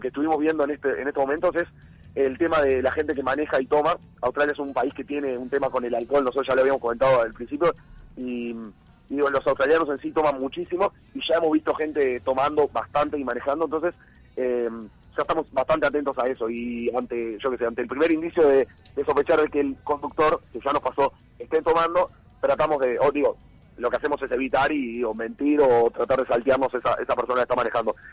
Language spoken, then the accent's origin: Spanish; Uruguay; moved away; venimos de Sudamérica y venimos de, Uruguay particularmente